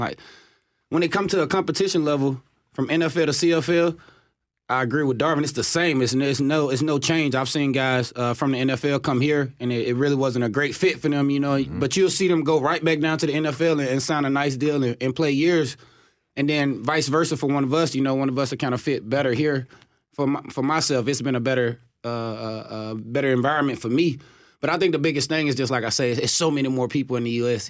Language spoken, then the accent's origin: English; Chattanooga, Tennessee, United States; moved away as an adult; now in Canada; from Chattanooga, Tennessee. Uh, my family was very disappointed when I went to Carolina.